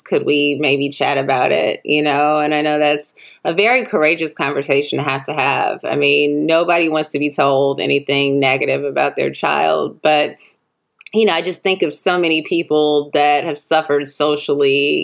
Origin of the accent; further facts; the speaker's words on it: Chicago, Illinois, United States; now in Los Angeles, United States; I'm from Chicago, where we have Garrett's popcorn